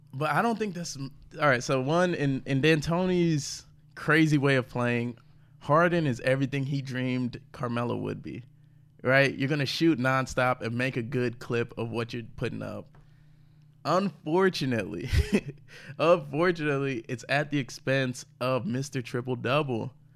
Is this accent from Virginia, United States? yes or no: no; St. Louis, Missouri, United States; also born or lived in Houston, Texas; I grew up in Saint Louis